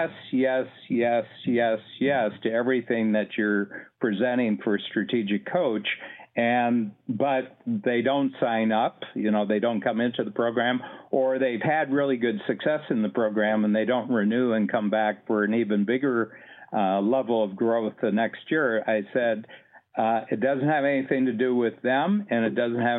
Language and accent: English; Ohio, United States; moved away as an adult; now in Canada; I'm an American. I was born. I'm from Ohio, a farm boy from Ohio, and I came to Canada in my late 20s for a job